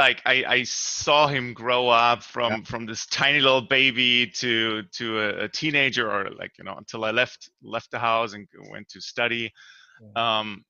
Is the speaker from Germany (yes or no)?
yes; near Stuttgart, Baden-Württemberg, Germany; moved away as an adult; now in United States; I grew up in a kind of a more rural area in southwestern Germany, kind of between near Switzerland and near Stuttgart too